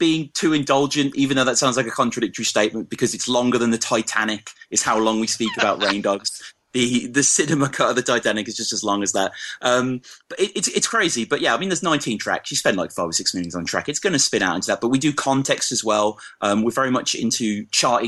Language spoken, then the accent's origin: English; Birmingham, West Midlands, United Kingdom; accent: Brummy; moved away as an adult; now in Oxford, United Kingdom; I'm born and raised in Birmingham, and some of your English listeners might detect a little bit of the Brummy, as it's called, in my voice